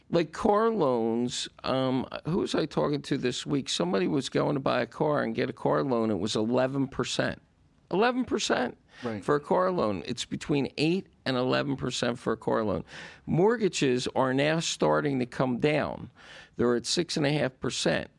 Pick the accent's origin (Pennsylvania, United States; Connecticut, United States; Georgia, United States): Pennsylvania, United States; Philadelphia; now in Florida, United States; we're both from Philadelphia originally.